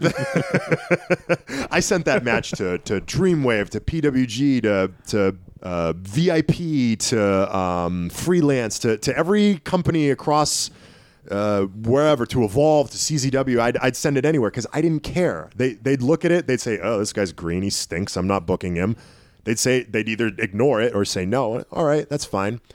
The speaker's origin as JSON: {"language": "English", "town": "Tyngsborough", "region": "Massachusetts", "country": "United States", "tie": "born or raised there", "also_born_or_lived": "Nashua, New Hampshire", "said": "Lowell, Massachusetts, m, more or less my hometown. I, I mean, I lived in Tingsboro for so long, which is right on the Lowell border"}